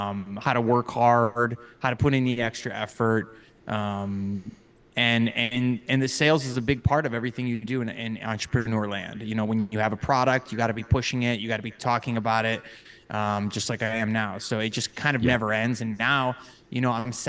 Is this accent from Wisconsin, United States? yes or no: no; Cadillac, Michigan, United States; moved away; I grew up in northern Michigan, a very small town called Cadillac